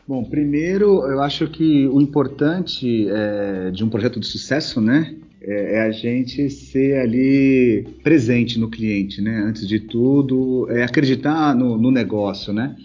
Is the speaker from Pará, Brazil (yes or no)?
no; São Paulo, Brazil; also born or lived in Ipatinga, Minas Gerais; Nasci em Patinga, Minas Gerais. Moro em São Paulo desde os meus seis anos de idade